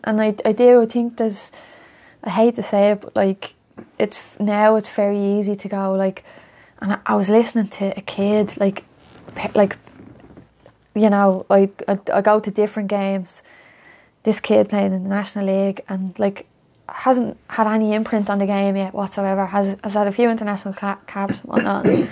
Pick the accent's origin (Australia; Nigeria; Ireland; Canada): Ireland; Dublin, Leinster; I'm from Coolock